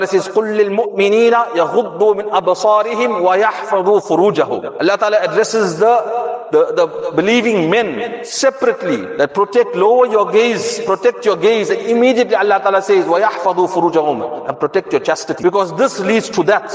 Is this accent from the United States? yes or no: no; South Africa; us South Africans